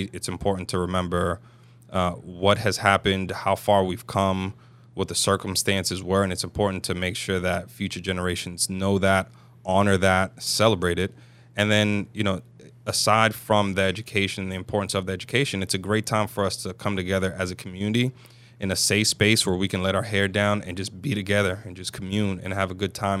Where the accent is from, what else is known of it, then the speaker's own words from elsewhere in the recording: Northeast, United States; now in Northwest Arkansas, United States; I grew up in the Northeast, and it just wasn't as big.